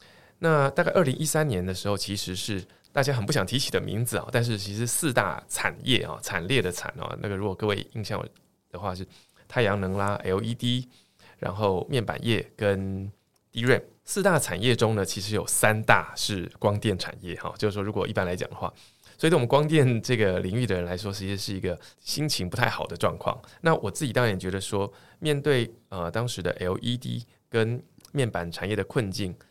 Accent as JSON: {"language": "Chinese", "town": "Tainan", "country": "Taiwan", "tie": "born or raised there", "also_born_or_lived": "Taipei / United States", "moved": "as an adult", "said": "我是台南人，好，先简单说明一下，就是说其实从小在台南长大，到了大学啊才到台北来念书。那我父亲母亲都是在教育界工作。"}